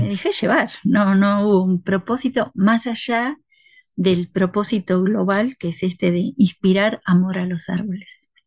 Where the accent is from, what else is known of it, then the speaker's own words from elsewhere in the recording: Buenos Aires, Argentina; moved away as an adult; also born or lived in Andean Patagonian forest; now in Patagonia, Argentina; del 80% de los que viven acá somos emigrados porteños